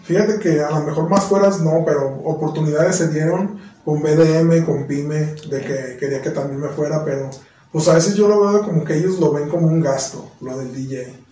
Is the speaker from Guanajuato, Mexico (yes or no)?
yes; León, Guanajuato, Mexico; yo soy de León